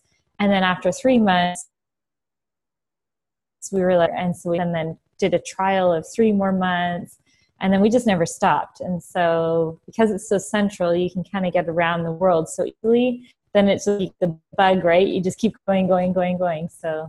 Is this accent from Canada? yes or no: yes; Ontario, Canada; now in Switzerland; Ontario. So, but as you know, it's very there. Back in 2008, we took the jump and we escaped to Florida for a few years.